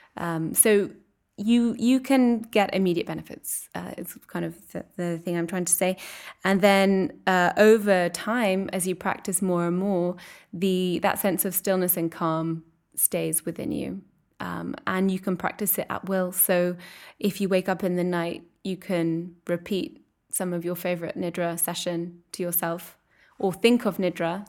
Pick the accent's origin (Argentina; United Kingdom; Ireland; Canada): United Kingdom; England; moved away as an adult; also born or lived in Edinburgh; now in Brussels, Belgium; I'm English and I'm living here in Brussels